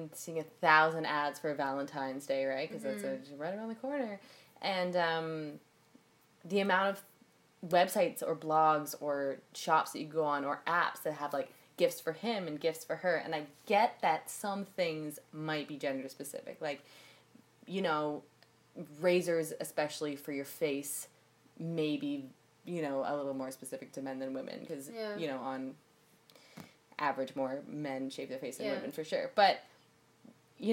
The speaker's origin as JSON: {"language": "English", "region": "Northern Ontario", "country": "Canada", "tie": "born or raised there", "moved": "yes", "lives_now": "Toronto, Canada", "said": "I grew up in Northern Ontario"}